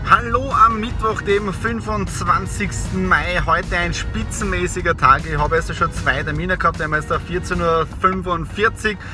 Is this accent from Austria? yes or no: yes; Austria; Feiertag bei uns in Österreich, aber nicht für mich und für die Nadine.